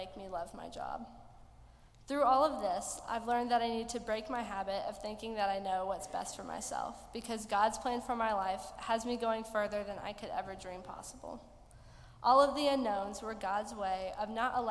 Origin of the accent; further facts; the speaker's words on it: Venice, Florida, United States; I'm from Venice, Florida, and I'm going to be a sophomore at Florida Southern College next year.